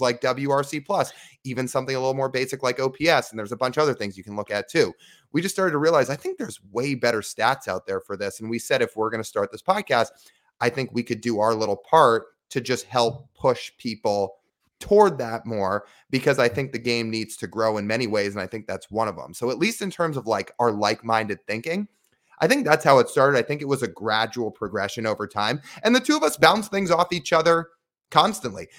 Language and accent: English; Kirkland, Washington, United States; also born or lived in Arizona; I grew up in Kirkland